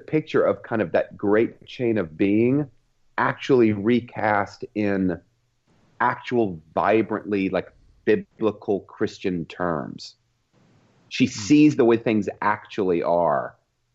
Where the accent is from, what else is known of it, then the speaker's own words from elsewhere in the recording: the South, United States; someone who grew up in the South, as I grew up in the South.